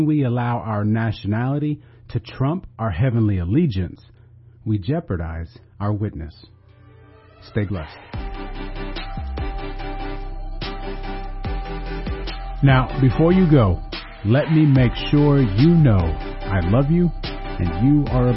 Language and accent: English; United States